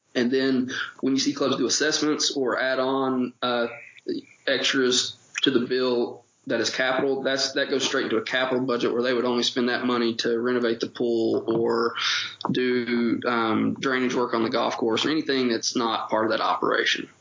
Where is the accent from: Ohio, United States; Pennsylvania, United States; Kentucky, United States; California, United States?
Kentucky, United States; Paintsville; accent: Eastern Kentucky; I- am originally from Paintsville, Kentucky, proud Eastern Kentuckian, as you'll hear in my accent. I've never gotten rid